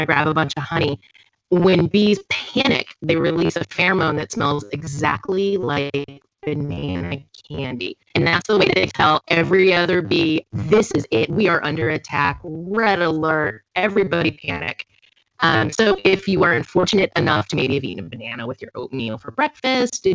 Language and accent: English; Florida, United States; now in Houston, United States; I grew up in Florida.